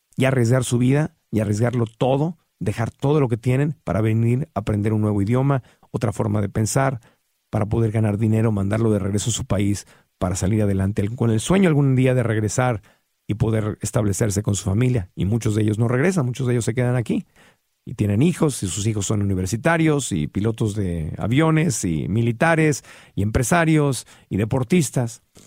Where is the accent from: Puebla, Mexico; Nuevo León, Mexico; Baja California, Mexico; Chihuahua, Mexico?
Baja California, Mexico; Tijuana; crecí en Tijuana y, y en Tijuana crecí viendo cómo cruzaba la gente